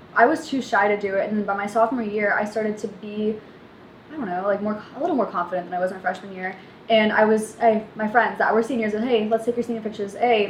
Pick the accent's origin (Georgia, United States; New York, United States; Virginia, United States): Virginia, United States; Fairfax; Born, raised, Fairfax.